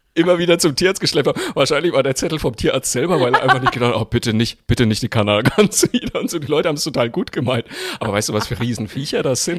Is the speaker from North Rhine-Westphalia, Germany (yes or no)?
no; Franconia, Bavaria, Germany; ich bin Franke